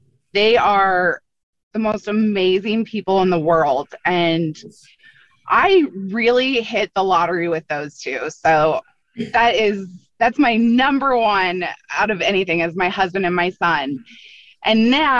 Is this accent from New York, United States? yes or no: no; Longmont, Colorado, United States; I grew up in Longmont.